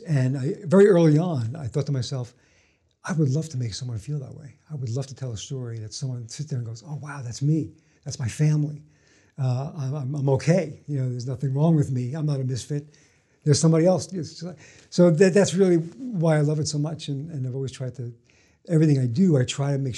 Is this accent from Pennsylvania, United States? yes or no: no; New York City, New York, United States; I grew up in Brooklyn, kind of a working-class neighborhood